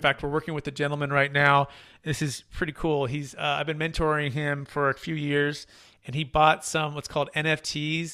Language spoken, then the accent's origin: English; California, United States; I'm a native from California